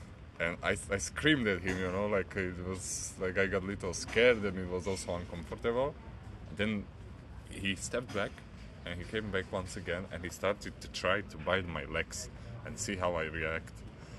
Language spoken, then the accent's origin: English; Slovakia